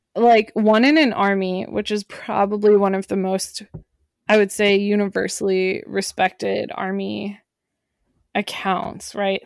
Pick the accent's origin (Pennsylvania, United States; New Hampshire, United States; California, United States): Pennsylvania, United States; Pittsburgh; I was born in Pittsburgh, Pennsylvania